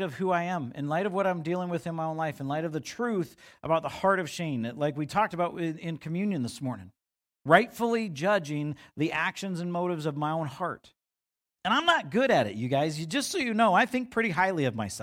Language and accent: English; United States; us as American Christians